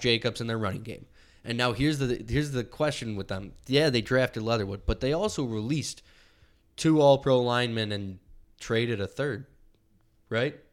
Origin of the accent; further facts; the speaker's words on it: Buffalo, New York, United States; we're from Buffalo